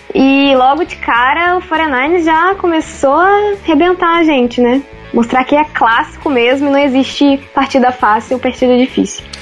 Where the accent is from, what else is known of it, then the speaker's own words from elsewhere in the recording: Resende, Rio de Janeiro, Brazil; eu sou de Resende